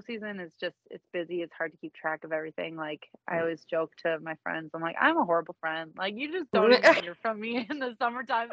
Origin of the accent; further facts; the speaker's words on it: Minnesota, United States; I'm from Minnesota